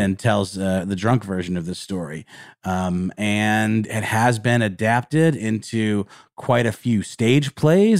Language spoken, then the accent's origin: English; the South, United States; We're from the South